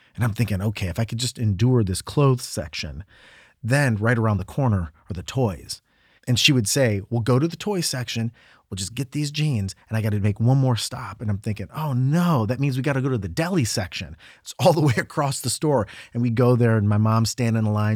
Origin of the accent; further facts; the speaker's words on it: Medina, Ohio, United States; also born or lived in New York; my hometown of Medina, Ohio